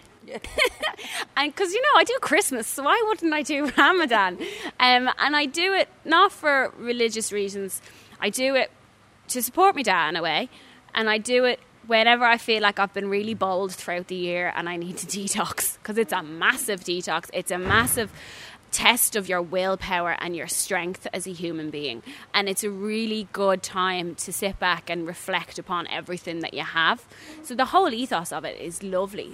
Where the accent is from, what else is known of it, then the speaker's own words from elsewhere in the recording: Dublin, Leinster, Ireland; I was born in the Rotunda.